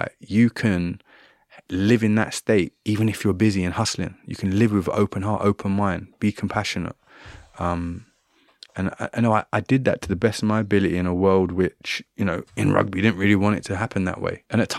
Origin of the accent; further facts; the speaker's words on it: Trinidad & Tobago; You know, I grew up in Trinidad and Tobago a lot of my time.